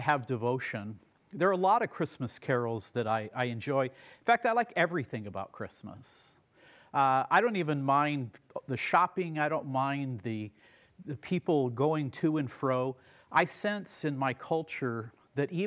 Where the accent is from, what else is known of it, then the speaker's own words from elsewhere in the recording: United States; as an American